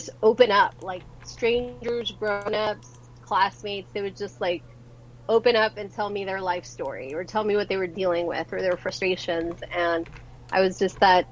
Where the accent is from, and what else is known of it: Los Angeles, California, United States; born or raised there; also born or lived in San Salvador, El Salvador